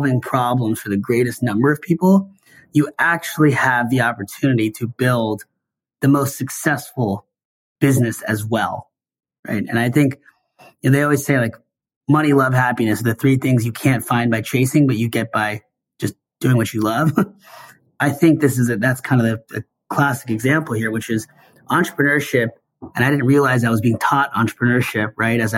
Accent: Seattle, Washington, United States; I grew up in Seattle

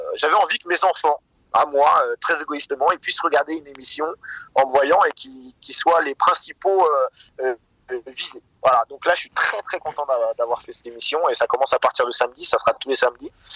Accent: Seine-Maritime, Normandy, France; la ville où j'ai grandi, en Seine-Maritime

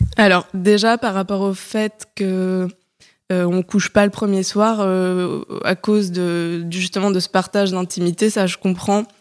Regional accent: Paris, Île-de-France, France; moved away as an adult; Je suis une Parisienne de 29 ans récemment euh, récemment reparisienne plutôt, parce que j'ai grandi à Paris

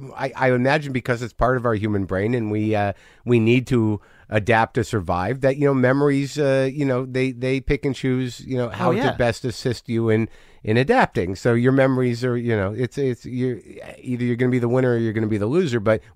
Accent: New Mexico, United States; I grew up in New Mexico

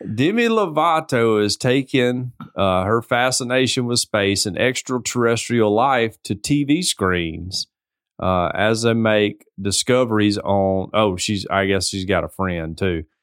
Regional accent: the South, United States; I'm from the South.

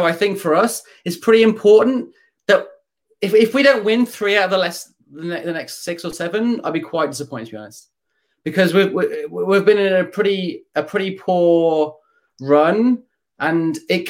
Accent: Dudley, West Midlands, United Kingdom; moved away as an adult; now in Berlin, Germany; I'm from Dudley originally, from Milking Bank, but I'm living in Berlin at the moment

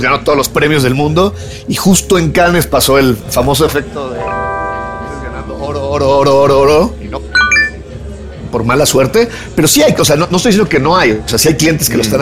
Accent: Mexico; como mexicano

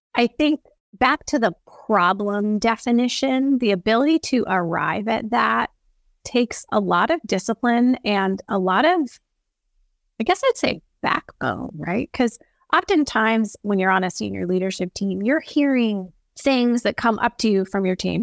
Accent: the West, United States; raised on a cattle ranch, very tuned into the earth and water, especially 'cause I'm from the West

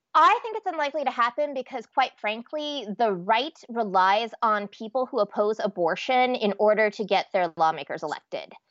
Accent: Nebraska, United States; moved away as an adult; now in Minnesota, United States; I was raised in Nebraska, pretty uptight kid

